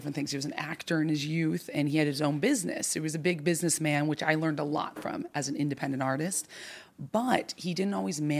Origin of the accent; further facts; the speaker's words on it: New York City, New York, United States; also born or lived in Santa Barbara / Orange County; So my family, I was born in Orange County, and then they raised me between Santa Barbara and New York City.